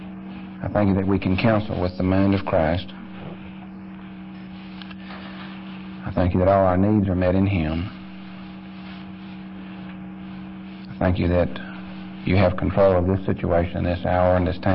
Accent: Conroe, Texas, United States; also born or lived in McKinney, Texas; I was born in 44 in McKinney and grew up in Conroe down near Houston.

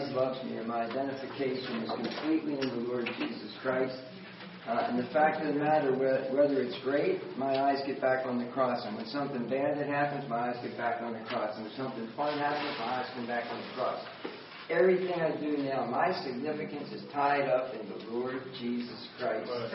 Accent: Wildwood, New Jersey, United States; also born or lived in Philadelphia, Pennsylvania; I ended up in a one-room crack house in Wildwood, New Jersey, all the way back to where I had grown up when we moved from Philadelphia down to the Jersey Shore

